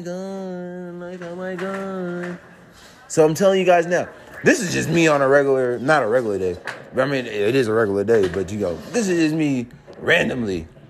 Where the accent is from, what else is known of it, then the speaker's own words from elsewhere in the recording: College Park, Georgia, United States; I'm from College Park. I live in College Park, Georgia